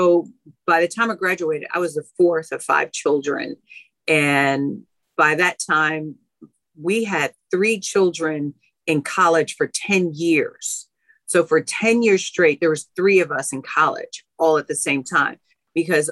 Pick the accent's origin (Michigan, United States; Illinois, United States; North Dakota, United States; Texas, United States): Illinois, United States; Chicago; I'm born and raised on the south side of Chicago.